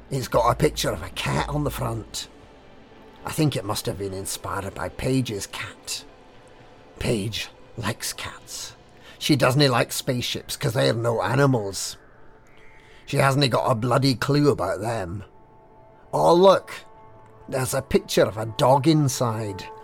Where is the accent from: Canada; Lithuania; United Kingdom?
United Kingdom; Glasgow, Scotland; I wear tartan trousers, and I come from Glasgow. Can you tell?